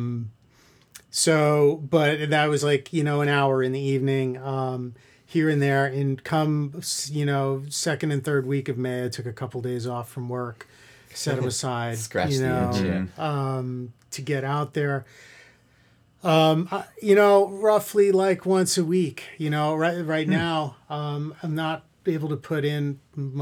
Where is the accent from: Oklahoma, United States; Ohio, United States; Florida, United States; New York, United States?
New York, United States; New York City; I grew up in Queens